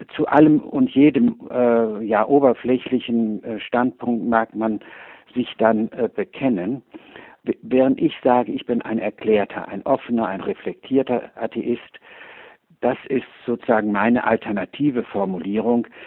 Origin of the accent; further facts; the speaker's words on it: Cologne, North Rhine-Westphalia, Germany; ich habe in Köln gelebt und dort Abitur gemacht